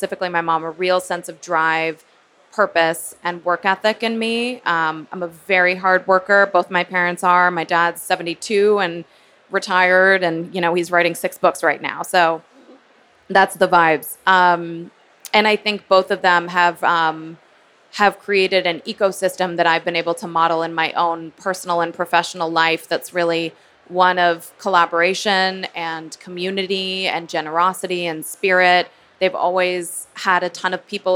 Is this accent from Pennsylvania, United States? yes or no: no; Chicago, Illinois, United States; growing up in Chicago and in a really creative environment